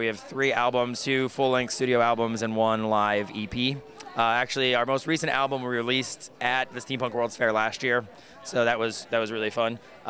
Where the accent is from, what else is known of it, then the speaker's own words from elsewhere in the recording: Boston, Massachusetts, United States; Well, we're from Boston. We play up there a lot.